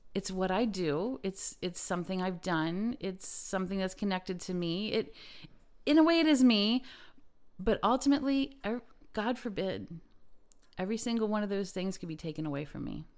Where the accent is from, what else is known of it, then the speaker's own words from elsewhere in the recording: Lancaster County, Pennsylvania, United States; I come from Lancaster County